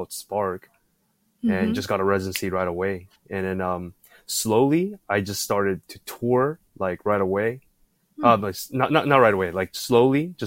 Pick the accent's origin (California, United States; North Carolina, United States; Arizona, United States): California, United States; Bay Area; moved away as an adult; also born or lived in Tokyo, Japan; now in Taiwan; And then I moved to the Bay Area when I was still pretty young, around like 9.